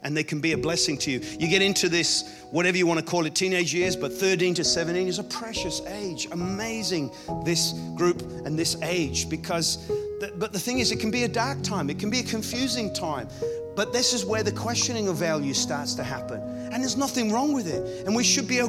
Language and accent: English; Ireland; I grew up in Ireland